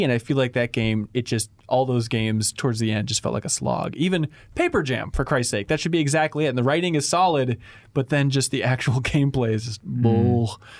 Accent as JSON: {"language": "English", "town": "Wilmer", "region": "Minnesota", "country": "United States", "tie": "born or raised there", "said": "I grew up in Minnesota, like 100 miles west of here near the town of Wilmer. By here, I mean Minneapolis is where we're streaming from."}